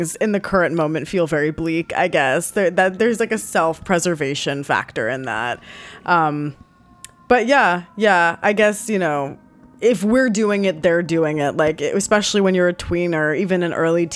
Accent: New York, United States; growing up in New York

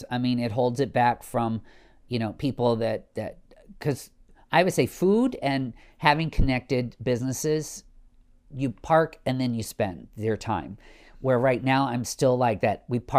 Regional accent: Midwest, United States; vanilla plain as my palate is growing up in the Midwest.

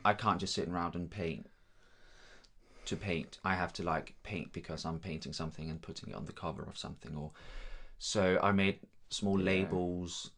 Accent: Denmark; first language Danish; English is a second language; moved away as an adult; also born or lived in London, United Kingdom; now in Guildford, United Kingdom; I'm from Denmark.

